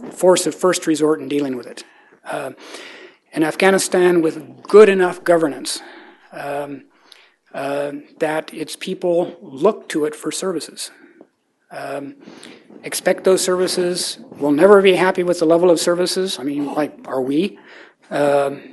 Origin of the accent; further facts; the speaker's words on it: United States; as an American